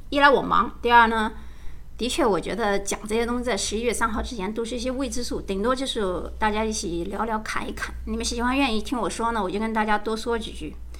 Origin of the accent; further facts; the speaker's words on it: China; now in United States; 我们中国人